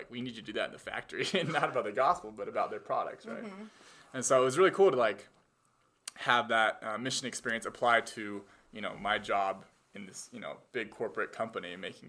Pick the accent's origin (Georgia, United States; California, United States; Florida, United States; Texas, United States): California, United States; Thousand Oaks; moved away as an adult; also born or lived in Boston, Massachusetts; I grew up in Thousand Oaks, California. It's a suburb of LA. Grew up there, lived there my whole life, then moved out to Boston, for school.